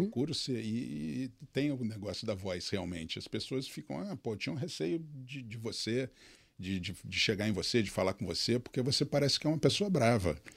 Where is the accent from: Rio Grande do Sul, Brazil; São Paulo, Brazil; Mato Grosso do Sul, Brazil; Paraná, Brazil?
São Paulo, Brazil; interior of; Eu sou do interior de São Paulo, nasci uhum. numa uma cidade bem pequenininha